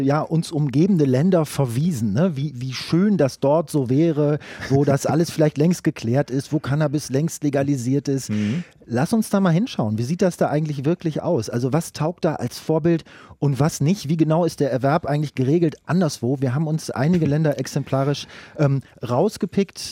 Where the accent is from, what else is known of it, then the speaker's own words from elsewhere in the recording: Brandenburg, Germany; bei uns in Brandenburg, wo viel Platz ist